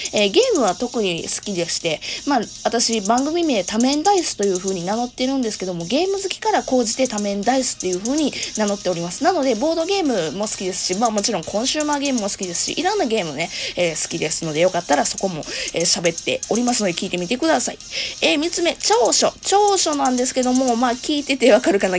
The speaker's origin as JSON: {"language": "Japanese", "region": "Kansai", "country": "Japan", "tie": "born or raised there", "accent": "Kansai dialect", "moved": "as an adult", "lives_now": "Kanto, Japan", "said": "生まれも育ちも実は関西ですね。実はっていうか、もう関西弁で丸分かりなんですけども"}